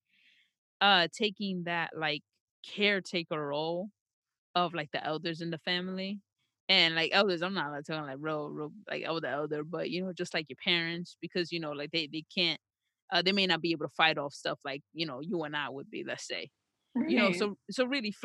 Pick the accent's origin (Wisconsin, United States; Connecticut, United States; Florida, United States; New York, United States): New York, United States; I was born and raised in New York